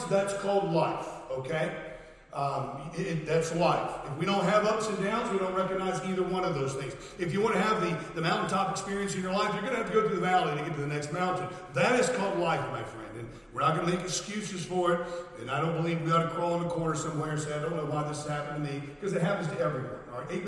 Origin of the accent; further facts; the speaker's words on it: United States; moved away as an adult; now in United Kingdom; I'm American. I'm British as well. I'm a dual citizen now.